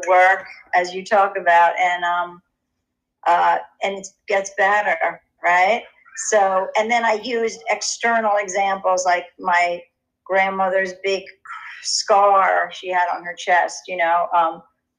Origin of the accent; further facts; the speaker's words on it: New York City, New York, United States; moved away as an adult; also born or lived in London; I grew up in Inwood at the tip of Manhattan